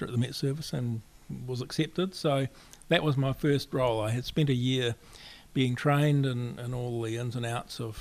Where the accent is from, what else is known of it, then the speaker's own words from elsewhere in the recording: Springfield, Canterbury, New Zealand; now in Wellington, New Zealand; I grew up in the very middle of the South Island in central Canterbury, a little village called Springfield